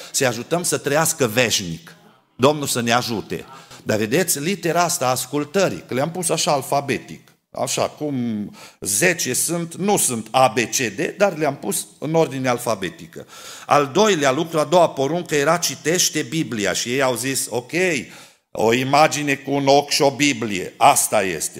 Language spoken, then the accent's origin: Romanian; Câmpia Turzii, Cluj County, Romania; Când eram copil la noi la Câmpia Turzii